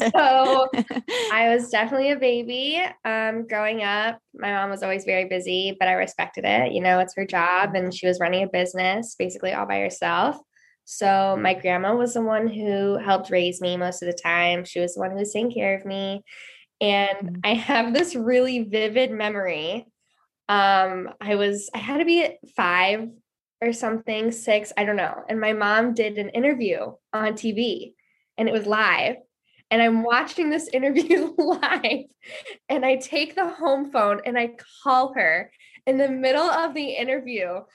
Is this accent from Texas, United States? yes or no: no; Cleveland, Ohio, United States; I was born and raised here in Cleveland, Ohio.